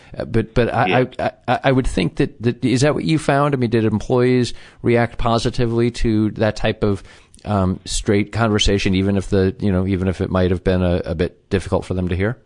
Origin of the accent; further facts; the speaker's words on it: Chicago, Illinois, United States; that's my hometown as well.